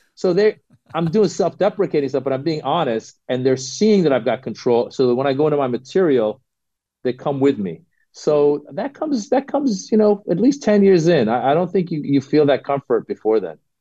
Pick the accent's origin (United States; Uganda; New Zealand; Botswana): United States; Northern California; I grew up in Northern California